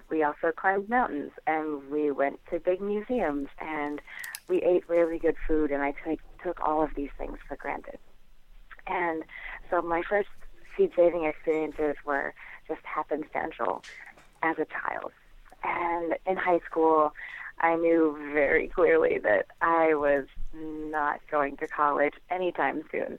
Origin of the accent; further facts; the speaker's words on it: Naples, New York, United States; I grew up in the Finger Lakes of upstate New York